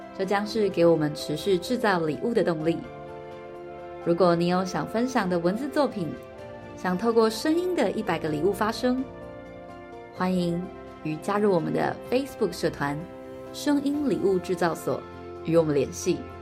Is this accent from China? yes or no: no; Taiwan; 因为台湾实在是太常选举了，我们根本就是听着动算动算长大的人。